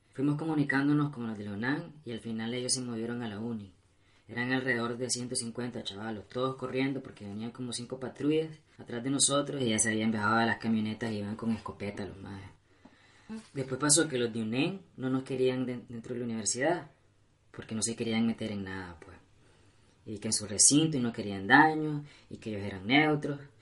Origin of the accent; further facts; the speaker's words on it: Nicaragua; aquí nací